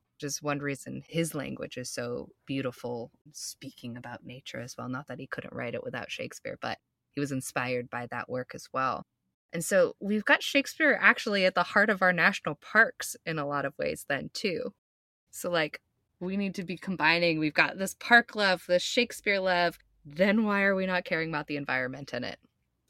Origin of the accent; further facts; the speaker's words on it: Boulder, Colorado, United States; I grew up in Boulder, Colorado.